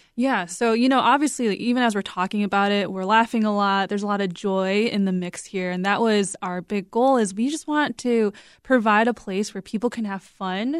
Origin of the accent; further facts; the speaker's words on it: United States; we are three Korean American women